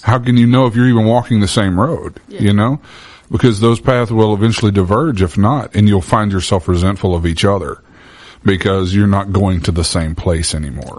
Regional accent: Bible Belt, the South, United States; I was born and raised in the Bible Belt

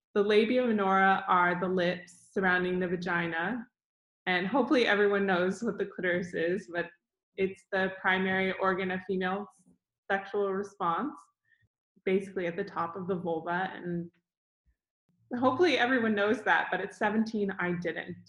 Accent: Dallas, Texas, United States; I grew up in Dallas, Texas

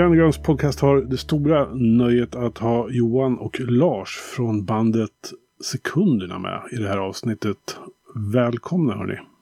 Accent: Bergslagen, Västmanland, Sweden; jag är ju lite uppvuxen med ja, det man kallar för trallpunkvågen där i början på 90-talet här nere i, i Bergslagen, Västmanland.

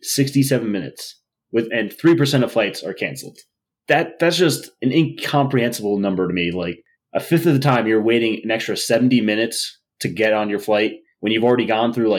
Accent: outside New York City, United States; I grew up outside in New York City, so I took the train into work every day

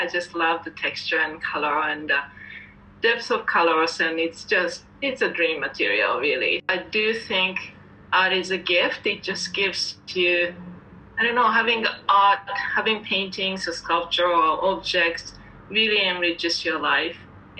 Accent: Tokyo, Japan; English is a second language; now in Canada; I moved from Tokyo, Japan to pursue painting in Canada, and I've been practicing art for the last couple of decades.

